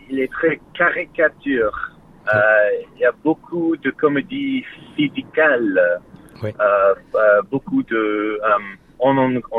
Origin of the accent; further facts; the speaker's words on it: France; C'est un lapin, un lapin blanc euh, je suis français.